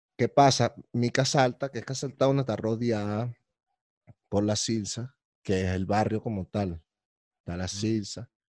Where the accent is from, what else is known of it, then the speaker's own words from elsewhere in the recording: Caracas, Capital District, Venezuela; yo soy muy caraqueño también